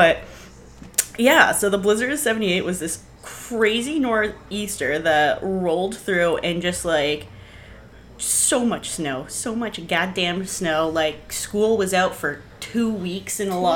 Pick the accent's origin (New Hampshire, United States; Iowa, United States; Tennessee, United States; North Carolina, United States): New Hampshire, United States; born and raised in New Hampshire.